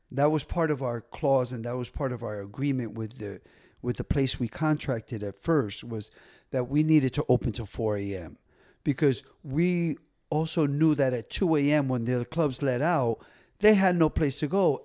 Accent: Paterson, New Jersey, United States; I grew up in Paterson, New Jersey

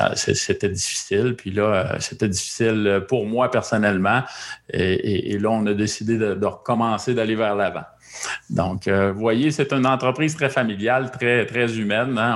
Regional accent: Quebec, Canada; chez nous au Québec

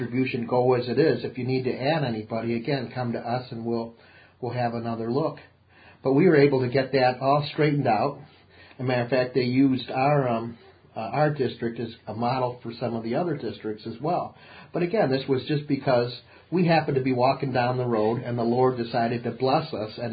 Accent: United States; being an American

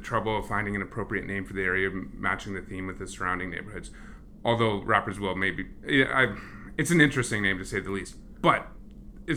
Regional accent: Ontario, Canada; now in Edmonton, Canada; I grew up in Ontario

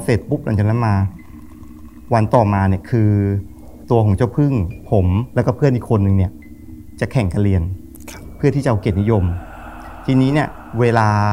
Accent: Sukhothai, Thailand; บ้านผมอยู่สุโขทัย

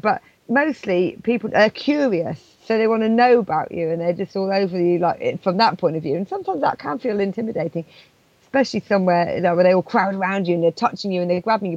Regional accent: England, United Kingdom; also born or lived in Scotland; I'm English

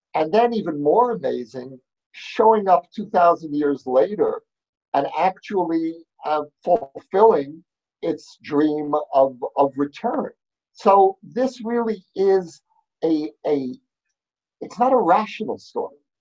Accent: New York, United States; now in Jerusalem, Israel; I grew up, as you can hear from my accent, I grew up in New York

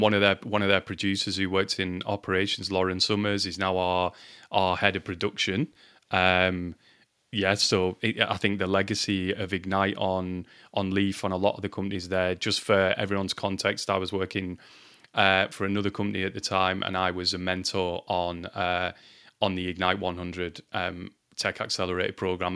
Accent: Lancashire, North West England, United Kingdom; I'm from Lancashire in England.

